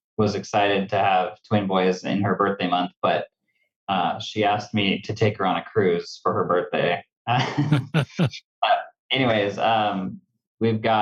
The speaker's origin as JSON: {"language": "English", "town": "Cottonwood", "region": "California", "country": "United States", "tie": "born or raised there", "moved": "yes", "lives_now": "Medford, United States", "said": "I was born and raised in Redding, California, specifically a small town called Cottonwood"}